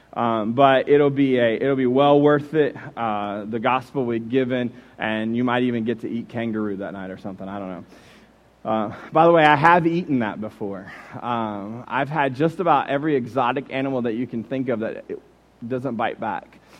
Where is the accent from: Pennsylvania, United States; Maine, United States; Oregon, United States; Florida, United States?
Florida, United States; Jacksonville; moved away as an adult; also born or lived in Warren, Michigan; I grew up in Jacksonville, Florida